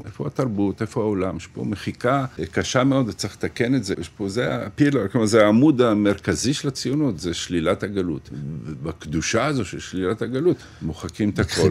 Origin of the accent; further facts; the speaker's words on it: Ashdod, Southern District, Israel; now in Sderot, Israel; אני אשדודי שגר בשדרות